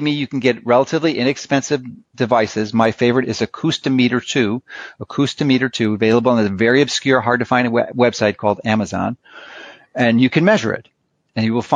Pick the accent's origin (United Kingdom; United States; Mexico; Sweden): United States; Chicago, Illinois; moved away; I grew up in Chicago